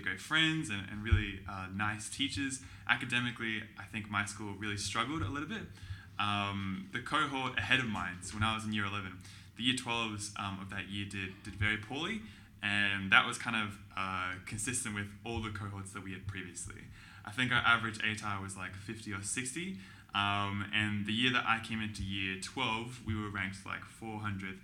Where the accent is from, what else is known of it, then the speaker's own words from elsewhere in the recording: Victoria, Australia; I grew up here in Victoria, went to like a public school near my house